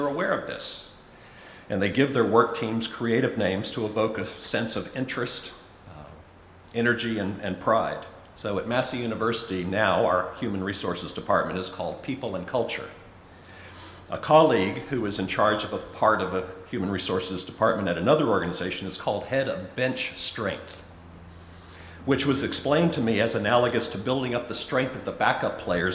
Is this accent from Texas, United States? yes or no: no; Charleston, South Carolina, United States; now in Auckland, New Zealand; I was working at a supermarket in my hometown of Charleston, South Carolina, in the U.S.